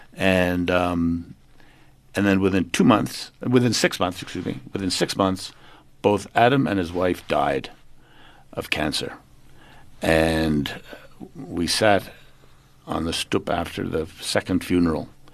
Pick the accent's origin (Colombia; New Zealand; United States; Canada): Canada; Montreal, Quebec; moved away as an adult; now in South Africa; born in Canada, Montreal, and, uh, brought up there, went to university there, and came out here in nineteen seventy-five